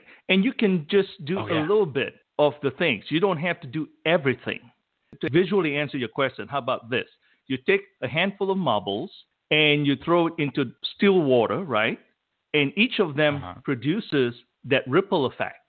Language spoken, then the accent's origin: English; Malaysia; moved away as an adult; I grew up in Malaysia up to the age of 18.